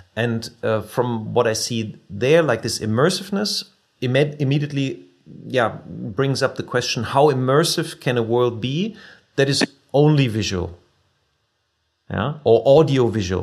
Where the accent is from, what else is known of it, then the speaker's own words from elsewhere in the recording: near Wuppertal, North Rhine-Westphalia, Germany; the company nearby my hometown, like uh, in, in Wuppertal